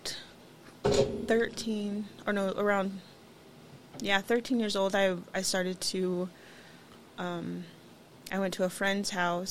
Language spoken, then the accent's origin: English; Busby, Montana, United States; I grew up in Busby